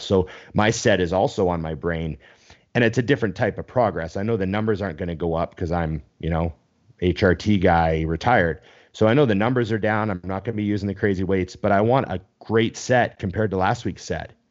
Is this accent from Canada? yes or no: yes; Canada; I'm Canadian